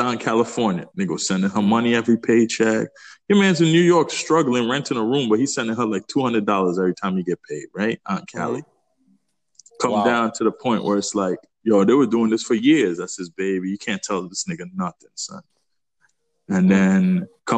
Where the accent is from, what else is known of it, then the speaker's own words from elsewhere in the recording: Trinidad & Tobago; moved away; I'm from Trinidad